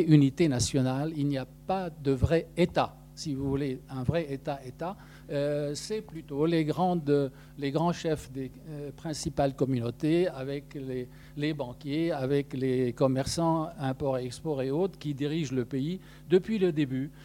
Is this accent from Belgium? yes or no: no; Lebanon; moved away as an adult; also born or lived in Beirut / Sudan / Egypt / Aix-en-Provence; now in Paris, France; je suis né au Liban en 1945. toute ma vie a été au Liban